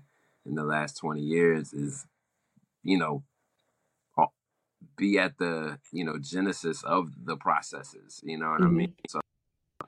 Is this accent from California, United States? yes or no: no; Willingboro, New Jersey, United States; also born or lived in Trenton, New Jersey; growing up in Willingboro, I had my own lawn and grass